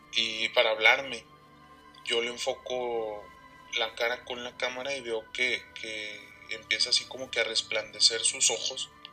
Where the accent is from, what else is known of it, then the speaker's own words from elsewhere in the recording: Saltillo, Coahuila, Mexico; somos de aquí de Saltillo, Coahuila